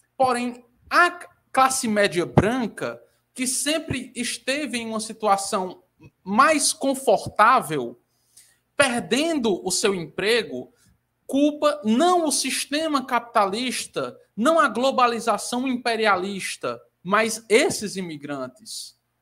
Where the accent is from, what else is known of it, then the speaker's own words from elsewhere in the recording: Ceará, Brazil; eu sou brasileira, assim como o Lucas é, só que eu sou nordestina, né? Eu sou cearense.